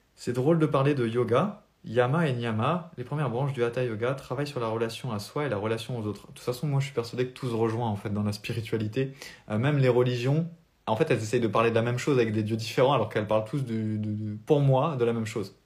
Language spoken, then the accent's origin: French; France; accent: French; mon accent français